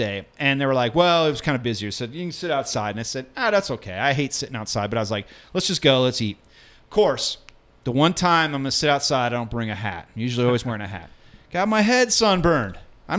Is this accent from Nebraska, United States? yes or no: yes; outside Omaha, Nebraska, United States; now in Denver, United States; I grew up in outside Omaha, and there's Runza huts everywhere